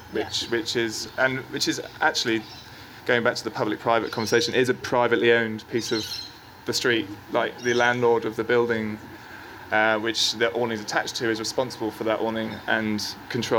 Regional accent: England, United Kingdom; now in Sydney, Australia; as an Englishman

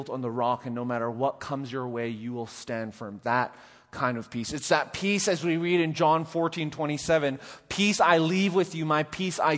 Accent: Canada; I'm Canadian

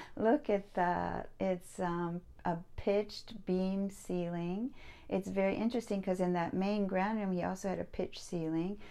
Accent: Pasadena, California, United States; I grew up in Pasadena

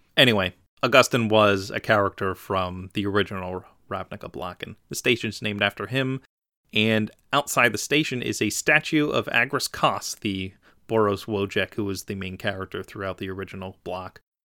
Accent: Philadelphia, Pennsylvania, United States; I'm from Philly

